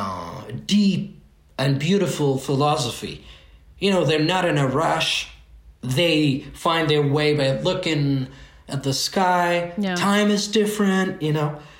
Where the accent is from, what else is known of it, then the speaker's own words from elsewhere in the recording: France; I was born and raised in France, and my parents came with the first wave of immigration in the 60s